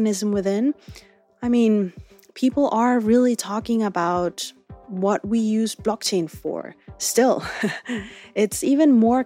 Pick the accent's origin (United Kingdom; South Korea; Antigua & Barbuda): South Korea; my home country